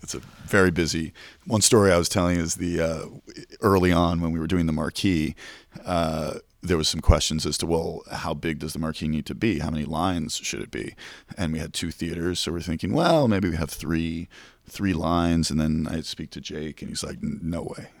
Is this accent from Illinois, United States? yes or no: no; New York City, New York, United States; as a young boy growing up in Manhattan